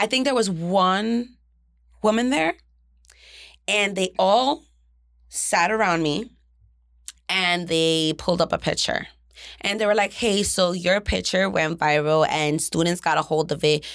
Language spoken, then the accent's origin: English; Jersey City, New Jersey, United States; I'm from Jersey City